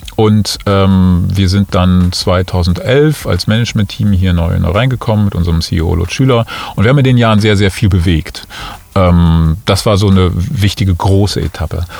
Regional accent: Cologne, North Rhine-Westphalia, Germany; moved away as an adult; also born or lived in Munich; now in Düsseldorf, Germany; ich bin gebürtiger Kölner.

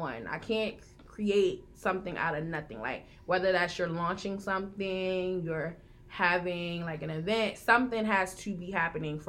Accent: Philadelphia, Pennsylvania, United States; I'm from Philly.

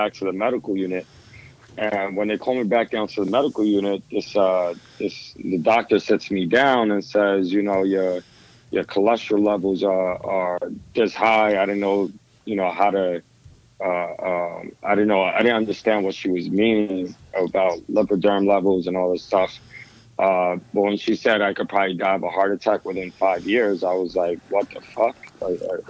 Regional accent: New York City, New York, United States; I was born and raised in the Lower East Side of Manhattan back in the 80s and 90s

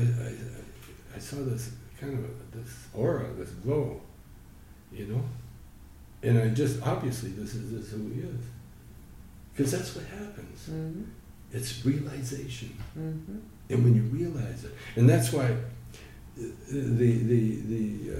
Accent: Calgary, Alberta, Canada; I grew up in Calgary

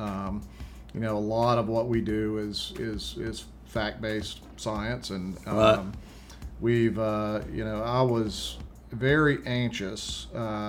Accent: Vicksburg, Mississippi, United States; the city where I grew up in Vicksburg, Mississippi

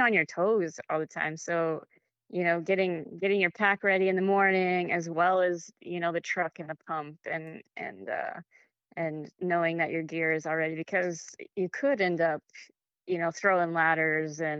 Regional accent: Wyoming, United States; now in South Carolina, United States; I was born and raised in Wyoming

